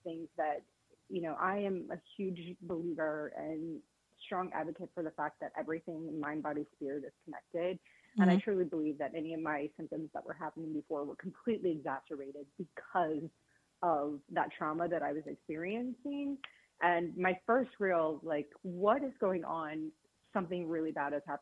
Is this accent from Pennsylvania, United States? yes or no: no; Virginia, United States; moved away as an adult; I am originally from Virginia. I grew up in kind of that area of the country